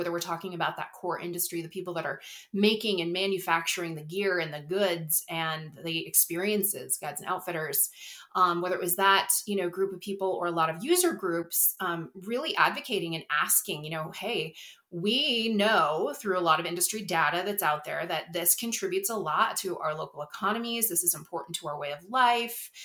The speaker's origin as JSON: {"language": "English", "town": "Whitefish", "region": "Montana", "country": "United States", "tie": "born or raised there", "said": "I was born in Whitefish, raised in Whitefish, went away to college, but stayed as close as I could and have lived here ever since."}